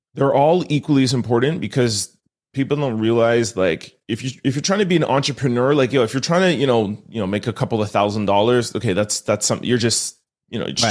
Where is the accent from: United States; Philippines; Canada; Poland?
Canada; Montreal, Quebec; I'm born and raised in Montreal